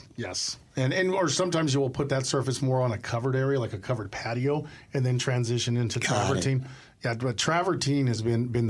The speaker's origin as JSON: {"language": "English", "town": "El Paso", "region": "Texas", "country": "United States", "said": "So I'm originally from El Paso, Texas, and my dad was a retired military."}